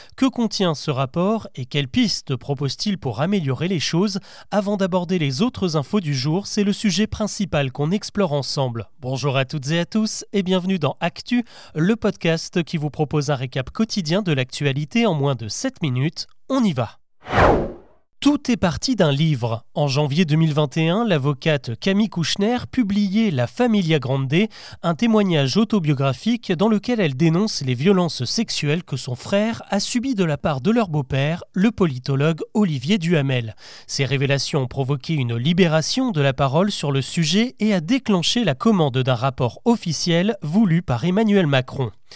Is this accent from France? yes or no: yes; France; Chez nous en France